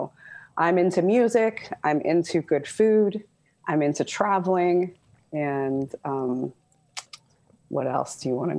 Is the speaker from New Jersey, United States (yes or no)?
no; Southern California, United States; I was born and raised in Southern California.